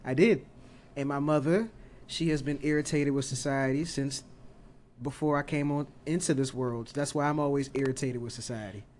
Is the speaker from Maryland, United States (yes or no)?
yes; Oxon Hill, Maryland, United States; I grew up in Oxon Hill